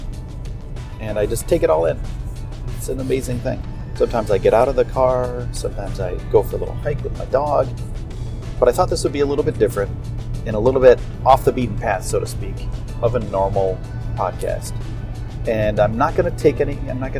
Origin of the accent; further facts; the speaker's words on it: upstate New York, United States; moved away as an adult; also born or lived in Los Angeles; at 18 years old, I left my hometown and I traveled to Los Angeles. I did some skateboarding things there, and I'm from upstate New York